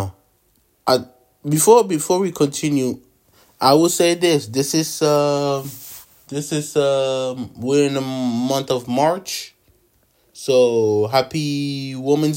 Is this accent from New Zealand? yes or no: no; Ottawa, Ontario, Canada; Growing up in Ottawa, we don't have a basketball team.